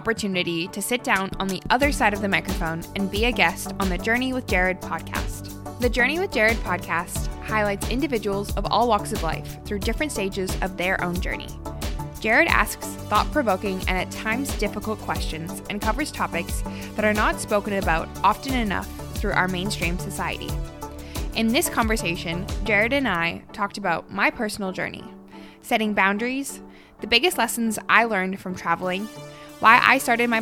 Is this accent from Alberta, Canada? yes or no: yes; Calgary, Alberta, Canada; I was born and raised here in Calgary